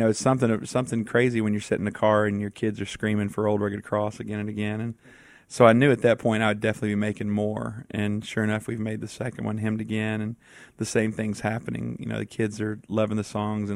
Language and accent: English; East Texas, United States; I grew up in East Texas